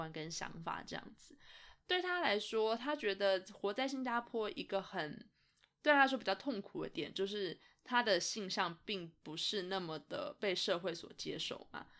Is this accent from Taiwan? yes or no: no; Canada; 那他知道我是从加拿大来的之后，就觉得很有很有兴趣吧。他说他对加拿大也非常有好感。